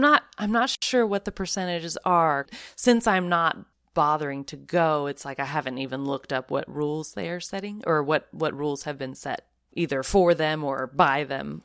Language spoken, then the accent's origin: English; the Northwest, Pacific Northwest, United States; moved away; I'm from the Northwest originally